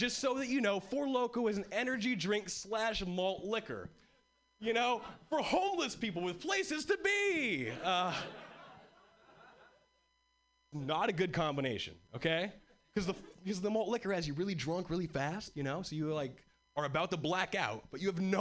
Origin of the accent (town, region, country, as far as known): Hawaii, United States; born or raised there; moved away as an adult; now in Boston, United States